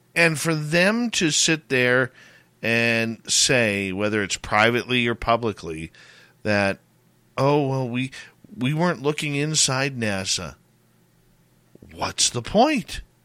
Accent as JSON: {"language": "English", "town": "Abbotsford", "region": "British Columbia", "country": "Canada", "tie": "born or raised there", "said": "the Abbotsford Air Show, my hometown."}